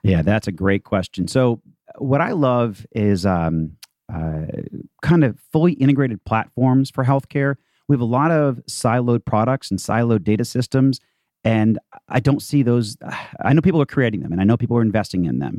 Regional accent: Boston, Massachusetts, United States; also born or lived in Palo Alto; now in Atlanta, United States; I'm actually from Boston, uh, but moved here in 97 officially.

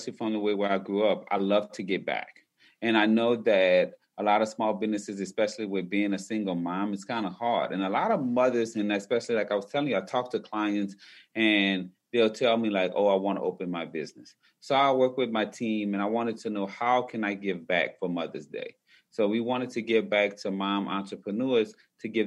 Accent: New Orleans, Louisiana, United States; I'm originally from New Orleans, Louisiana

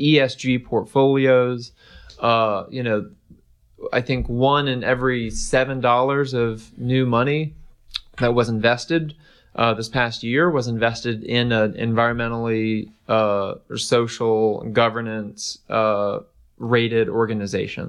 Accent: East Tennessee, United States; growing up in East Tennessee

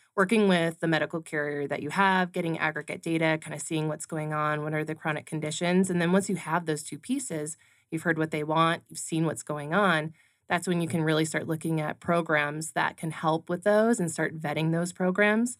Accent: California, United States; now in Arizona, United States; I grew up in California

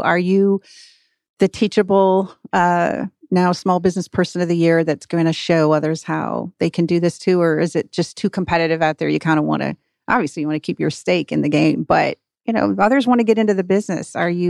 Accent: Michigan, United States; I'm from the North, grew up in Michigan, and Founders is out of Grand Rapids. Think about what has happened just in my state.

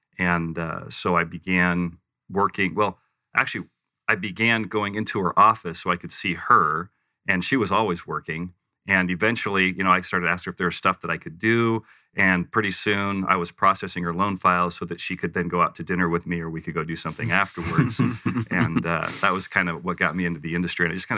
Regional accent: Western United States, United States; also born or lived in Provo; I refer to myself as a Western mutt because I kind of grew up all over the West. I was born Provo, actually. Okay. My mom and dad were attending Brigham Young University.

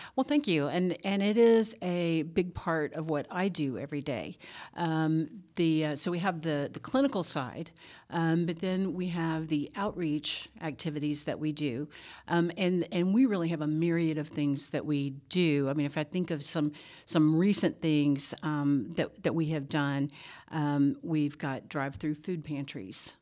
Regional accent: Louisiana, United States; moved away as an adult; now in Georgia, United States; I grew up in Louisiana

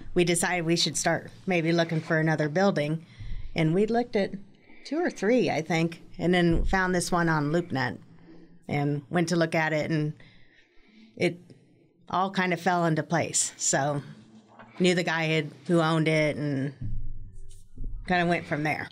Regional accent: Manhattan, Kansas, United States; moved away as an adult; I grew up in Manhattan

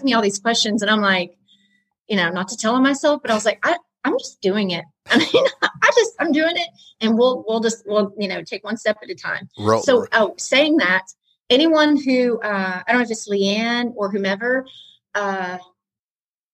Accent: Woodstock, Georgia, United States; now in Rome, United States; I'm not from Rome originally. I was in Woodstock, Georgia

